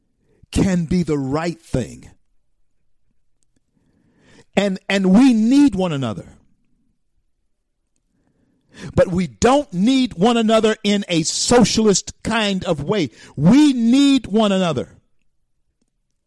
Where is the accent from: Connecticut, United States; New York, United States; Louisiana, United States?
Louisiana, United States; I'm just too much of a Louisianian